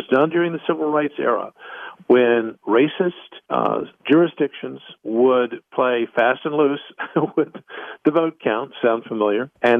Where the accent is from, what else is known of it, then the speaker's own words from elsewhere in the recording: Texas, United States; I'm a Texan who lives in Texas.